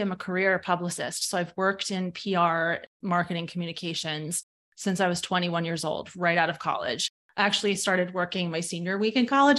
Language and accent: English; New York, United States; now in Fairfield County, Connecticut, United States; I'm from New York originally, but I'm based in Fairfield County, Connecticut